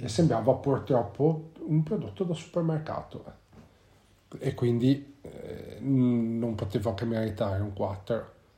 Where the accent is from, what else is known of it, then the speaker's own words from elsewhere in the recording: Genoa, Liguria, Italy; vivendo in Liguria, nello specifico perché noi siamo di Genova